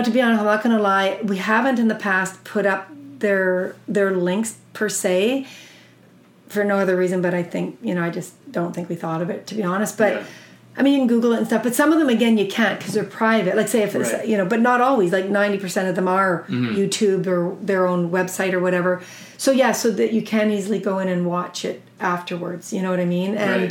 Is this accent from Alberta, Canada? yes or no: yes; Alberta, Canada; I'm from Alberta